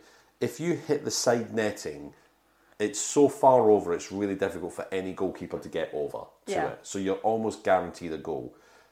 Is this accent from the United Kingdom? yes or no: yes; Scotland, United Kingdom; now in England; I'm a Scotsman.